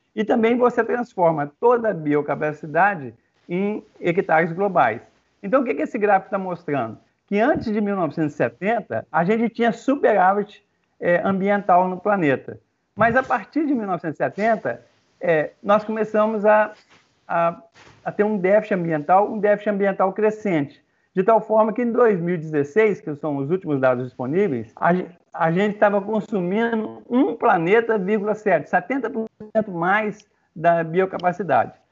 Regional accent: Minas Gerais, Brazil; eu sou mineiro

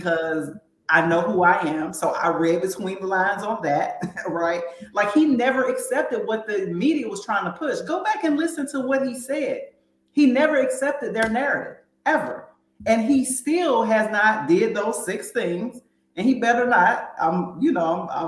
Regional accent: Northeast Ohio, United States; I'm also from Northeast Ohio in terms of, you know, that area of the country

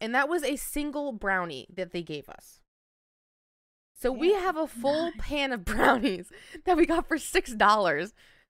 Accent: New Jersey, United States; I'm from Jersey. I'm the state over.

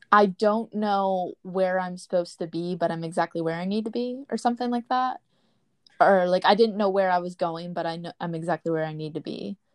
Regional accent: Readstown, Wisconsin, United States; now in Orlando, United States; I grew up in Reedstown

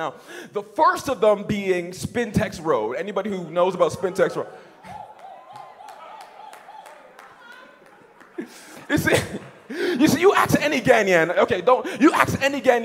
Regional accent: Canada; I'm Canadian

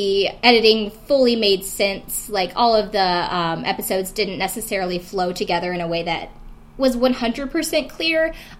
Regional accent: South Carolina, United States; moved away; I'm not necessarily a redneck, but I am from South Carolina originally. And I do know a lot of rednecks and people that I grew up with.

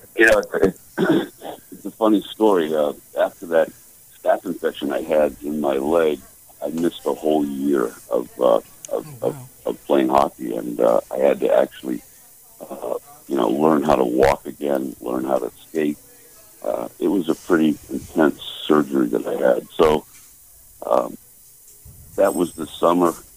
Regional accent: outside of Boston, Massachusetts, United States; growing up outside of Boston

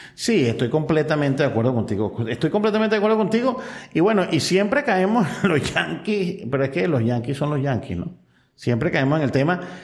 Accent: Venezuela; como venezolano

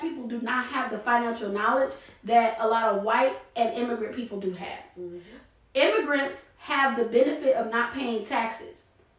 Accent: United States; My heritage is African, absolutely. Yeah. But I am American. I'm a Black American.

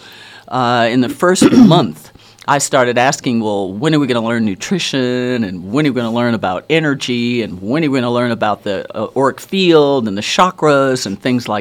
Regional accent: Wisconsin, United States; also born or lived in Virginia; now in Hawaii, United States; I was born in Wisconsin

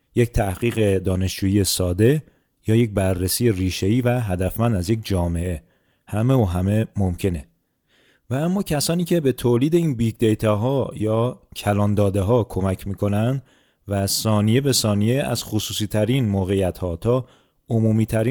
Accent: Iran; ما ایرونیا

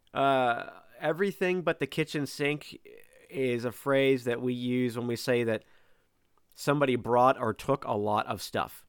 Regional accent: Pennsylvania, United States; my home state

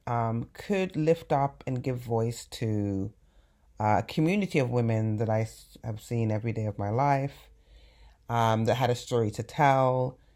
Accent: England, United Kingdom; now in United States; growing up in England

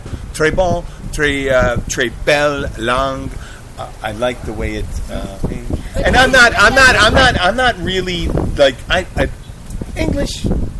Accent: Philadelphia, Pennsylvania, United States; now in Key Largo, United States; I'm from Philadelphia.

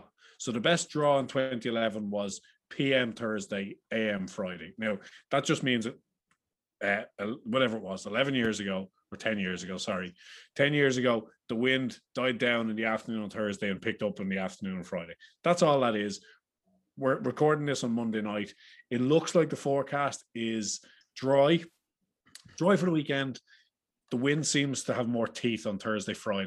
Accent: Ireland; accent: Irish; as you can tell by the accents. We are three Irish lads

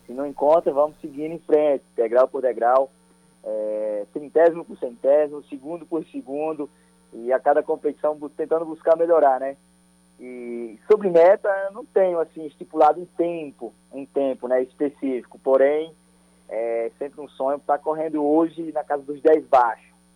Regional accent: Paraíba, Brazil; eu que tenho orgulho de dizer que sou nordestino, que sou paraibano

